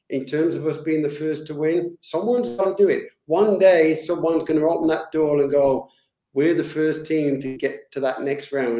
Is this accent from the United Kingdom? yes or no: yes; England, United Kingdom; now in Canada; a kid growing up in England